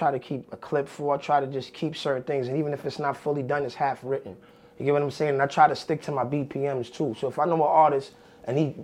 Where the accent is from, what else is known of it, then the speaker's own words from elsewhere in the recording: New York City, New York, United States; I'm from the South Bronx. I'm really Southeast Bronx, more so the Soundview area